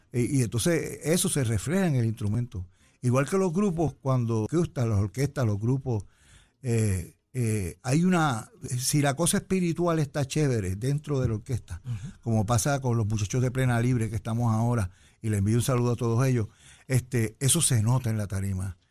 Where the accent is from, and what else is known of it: San Juan, Puerto Rico; born or raised there; also born or lived in Cataño, Puerto Rico / Río Piedras, Puerto Rico / United States